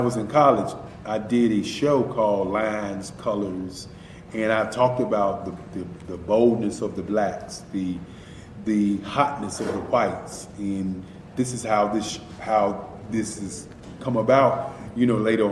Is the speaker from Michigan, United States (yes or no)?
no; Durham, North Carolina, United States; also born or lived in Washington, D.C.; I am from Washington, D.C., but I was raised in Durham, North Carolina. I came to Durham when I was about 5 or 6